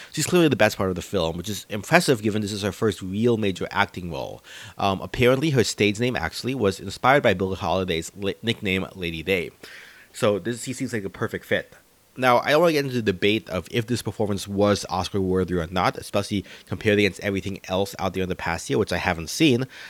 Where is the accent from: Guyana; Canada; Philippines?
Philippines; moved away; our own home country of the Philippines